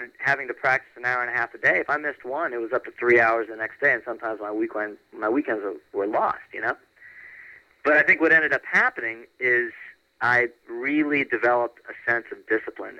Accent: Orlando, Florida, United States; moved away as an adult; now in Los Angeles, United States; I grew up in Orlando.

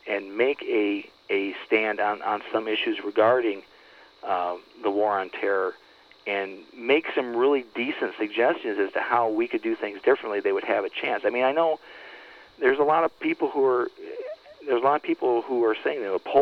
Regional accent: Flint, Michigan, United States; now in Detroit area, United States; I'm actually from Flint originally, just north of Flint

